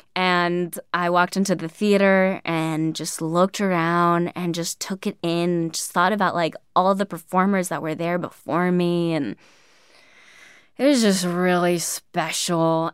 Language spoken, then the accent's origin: English; California, United States; also born or lived in New York; me from California, thinking of myself as like just your classic California girl, which I am